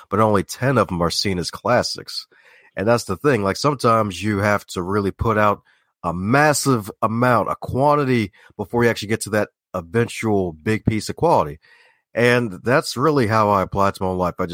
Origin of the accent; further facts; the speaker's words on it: Baltimore, Maryland, United States; Like, you don't sound like you're from Baltimore. Well, that's kind of not true, but true at the same time because a lot of folks from Baltimore don't put the T in there.